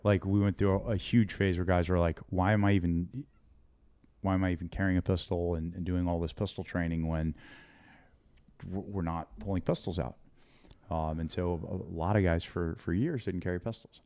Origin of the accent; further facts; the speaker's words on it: United States; I'm an American and and I'm here in my part of, of, of America